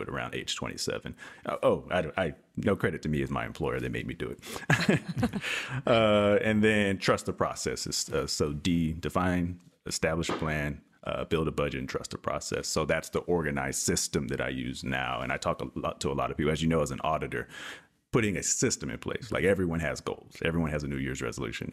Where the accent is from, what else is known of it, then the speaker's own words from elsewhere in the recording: Texas, United States; I am from the great state of Texas